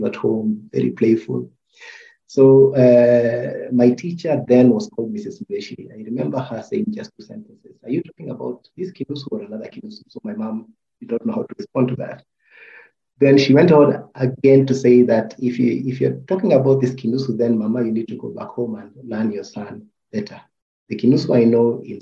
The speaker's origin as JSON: {"language": "English", "region": "Nairobi", "country": "Kenya", "tie": "born or raised there", "said": "I was born in Eastlands."}